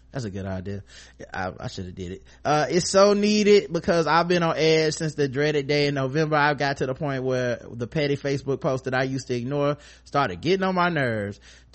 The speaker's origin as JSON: {"language": "English", "country": "Jamaica", "said": "As a Jamaican, I'm coming with all the bias in the world when I tell you, Karen, that you're gonna love it."}